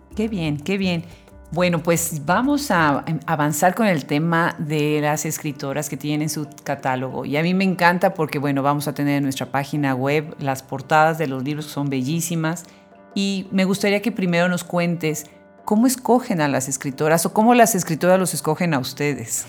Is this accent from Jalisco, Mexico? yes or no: no; Puebla, Mexico; somos los que nacimos en Puebla